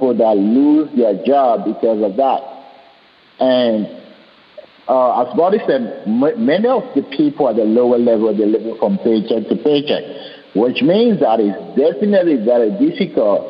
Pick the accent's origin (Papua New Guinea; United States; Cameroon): Cameroon; moved away; also born or lived in Europe; I was born in Cameroon, and when I was born in a kind of a jungle village, there was no light, there was no electricity. I wasn't born in a city.